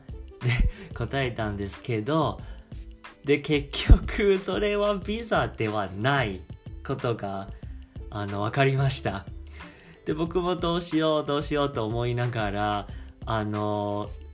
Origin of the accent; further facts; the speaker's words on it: Taiwan; Japanese is a second language; moved away as an adult; also born or lived in Osaka; now in Japan; 日本語をしゃべる台湾男子